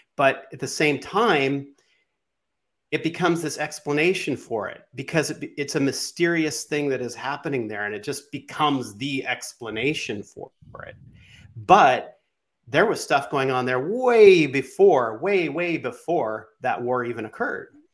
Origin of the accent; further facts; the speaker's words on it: West Coast, United States; moved away; also born or lived in New York; I grew up on the West Coast, then I moved to New York for a while.